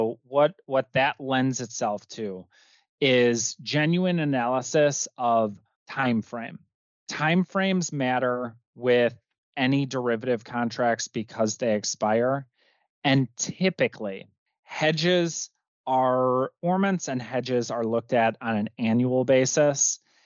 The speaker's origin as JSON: {"language": "English", "region": "Midwest", "country": "United States", "said": "I'm from the Midwest, so it's pop soda for the rest of the world"}